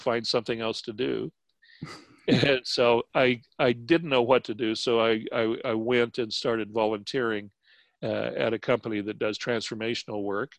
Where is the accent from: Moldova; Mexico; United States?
United States; Albuquerque, New Mexico; also born or lived in Texas / Navajo and Hopi villages; we moved to Albuquerque to go to school